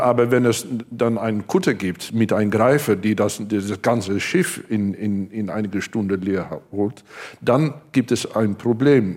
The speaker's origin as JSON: {"language": "German", "area": "Hengelo/Enschede area", "region": "Overijssel", "country": "Netherlands", "tie": "born or raised there", "second_language": "German", "said": "ich bin sehr nah an der Grenze aufgewachsen, in, in, äh, in Buchelo, äh, Hengelo, Enschede"}